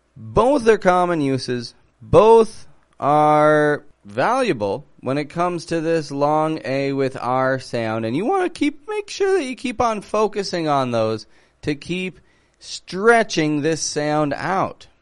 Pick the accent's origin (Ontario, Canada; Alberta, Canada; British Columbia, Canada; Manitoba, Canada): Ontario, Canada; Toronto; I'm from Toronto, Canada